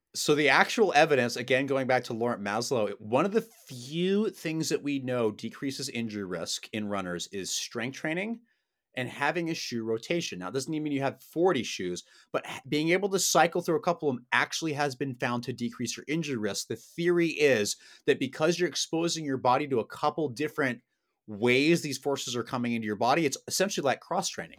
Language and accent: English; Oregon, United States; now in Los Angeles, United States; I am from Oregon